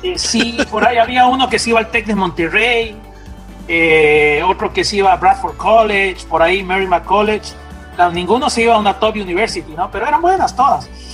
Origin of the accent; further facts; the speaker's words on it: Quito, Pichincha, Ecuador; moved away as an adult; also born or lived in Gainesville, Florida; yo nací en Quito en el año 68. Eh, mi hogar, mi padre y mi madre, los dos eran eh, químicos, mi papá bioquímico, para ser más preciso, y mi mamá era química farmacéutica. Y, y me crié en un hogar